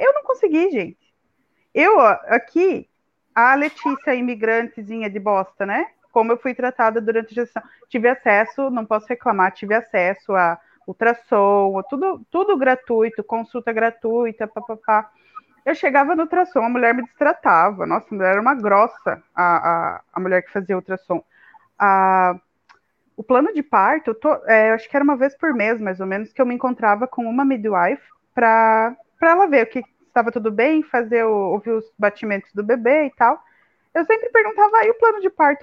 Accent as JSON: {"language": "Portuguese", "town": "Curitiba", "region": "Paraná", "country": "Brazil", "moved": "yes", "said": "em Curitiba, pelo menos que é de onde eu sou"}